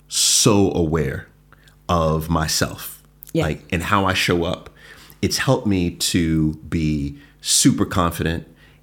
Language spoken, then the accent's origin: English; Jamaica; being Jamaican, I always felt like we're very cold, like, don't touch me, like, all this.